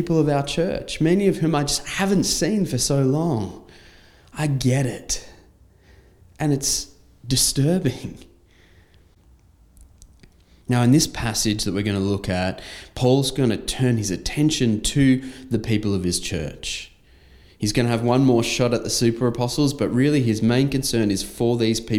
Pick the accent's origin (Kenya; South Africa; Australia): Australia; I had just left my home country for a foreign land